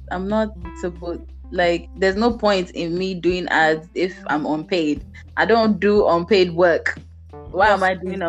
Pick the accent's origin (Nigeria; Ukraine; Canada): Nigeria; moved away; I'm Nigerian, yeah.